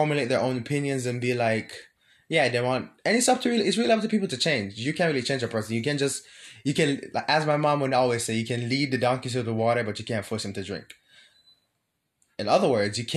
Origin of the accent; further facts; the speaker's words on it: Jamaica; as a Jamaican